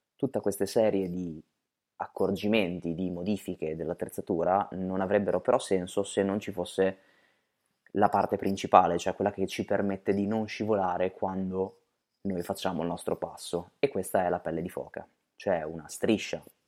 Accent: Bologna, Emilia-Romagna, Italy; noi siamo di Bologna, quindi proprio qui, nella nostra città

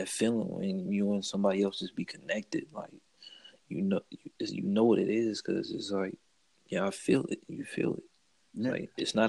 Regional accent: St. Louis, Missouri, United States; also born or lived in Oakland, California; I was born in Oakland and raised in St. Louis

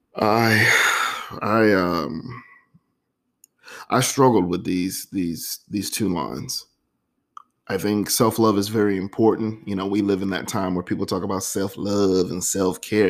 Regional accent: Florida, United States; Florida, you know, my home state

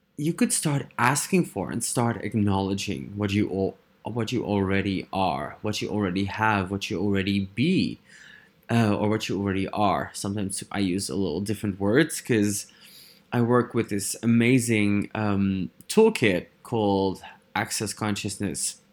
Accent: Netherlands; English is a second language; I am from the Netherlands

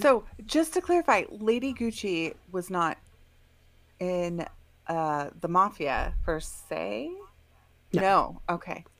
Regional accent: Bay Area, California, United States; we're from the Bay Area

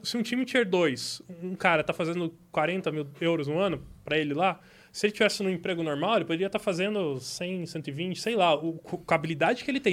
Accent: Itapetininga, São Paulo, Brazil; Eu sou de Tapetininga.

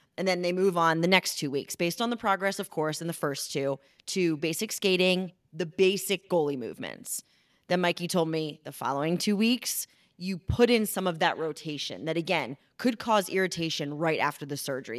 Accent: Philadelphia, Pennsylvania, United States; moved away; I am from Philly

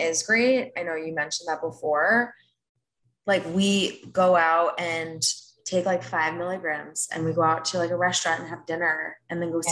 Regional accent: Rockland County, New York, United States; born or raised there; moved away

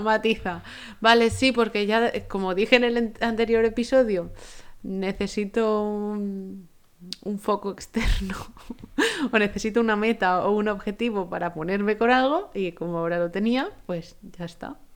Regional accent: Spain

